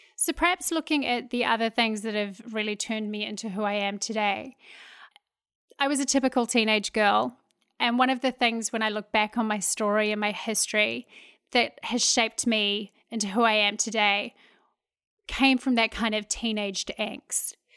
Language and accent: English; New Zealand; moved away as an adult; now in Houston, United States; I grew up in New Zealand, uh, a wonderful place to grow up